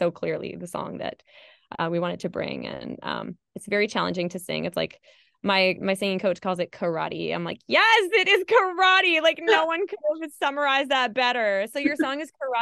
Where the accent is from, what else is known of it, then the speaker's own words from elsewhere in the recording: Canada; now in Sweden; I'm Canadian